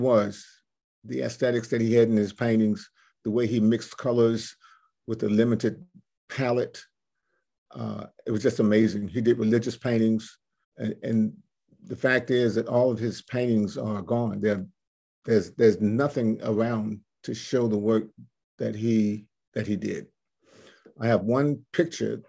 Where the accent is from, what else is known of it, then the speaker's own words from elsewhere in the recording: Cape Charles, Virginia, United States; I'm from the Eastern Shore, Cape Charles and Cheriton